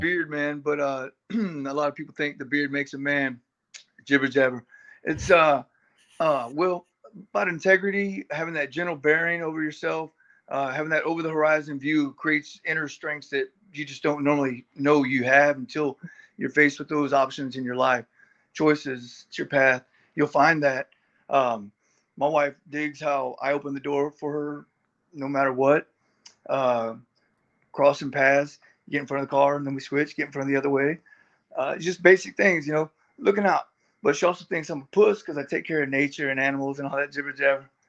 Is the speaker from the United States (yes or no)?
yes; Texas, United States; being Texan bred for heat of fed